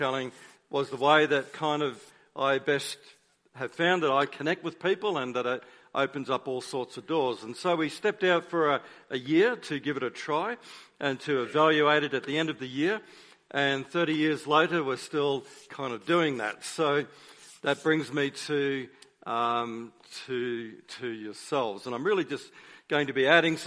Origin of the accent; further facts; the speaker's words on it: Queensland, Australia; moved away as an adult; now in Melbourne, Australia; I am a Queenslander, but I now live in Victoria, in Melbourne